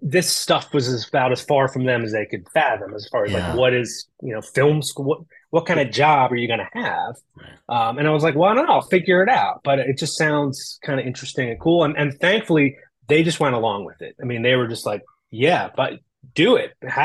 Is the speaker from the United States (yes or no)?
yes; outside of Philadelphia, Pennsylvania, United States; born or raised there; also born or lived in Los Angeles; now in Midwest, United States